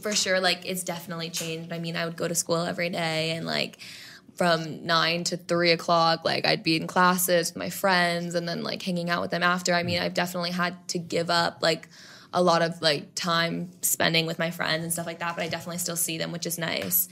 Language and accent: English; New York City, New York, United States; I grew up in New York City